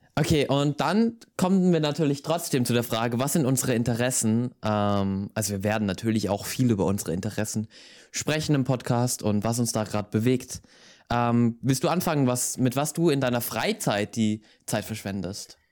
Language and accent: German; Styria, Austria; ich komme aus der Steiermark, das ist ähm, übrigens in Österreich